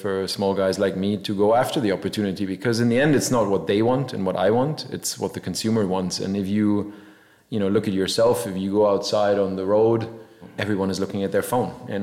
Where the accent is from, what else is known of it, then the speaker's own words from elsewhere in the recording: Munich, Bavaria, Germany; moved away; also born or lived in Scarsdale, New York, United States; I grew up in Munich for a long time